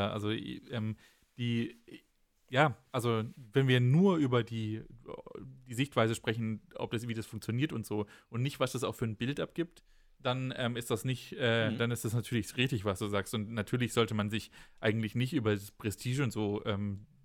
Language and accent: German; Berlin, Germany; dann, um dann da wegzufliegen als Berliner, ja, da fühlt man sich ja dann